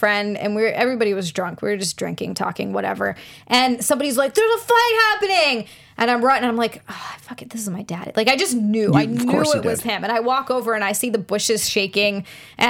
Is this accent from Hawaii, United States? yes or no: yes; Hawaii, United States; I grew up in Hawaii where, like, oh, there's either a bunch of Asian or, like, Pacific Islander